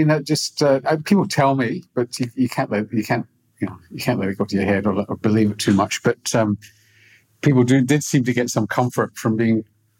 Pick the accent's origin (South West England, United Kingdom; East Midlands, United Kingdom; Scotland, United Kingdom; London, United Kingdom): Scotland, United Kingdom; Glasgow; Yeah, I mean, Glasgow's not a rich city. It's relatively poor in the west of Scotland.